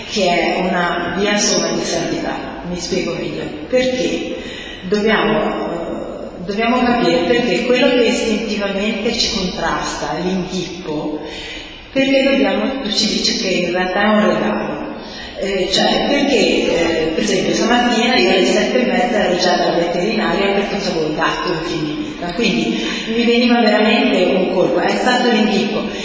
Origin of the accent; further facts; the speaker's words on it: Genoa, Liguria, Italy; perché noi siamo genovesi.